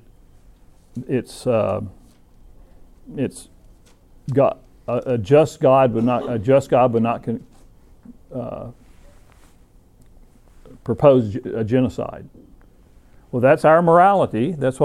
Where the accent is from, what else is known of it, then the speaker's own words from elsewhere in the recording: Scottsboro, Alabama, United States; moved away; also born or lived in Oklahoma; I grew up in Alabama, an incredibly racist place, in a little town called Scottsboro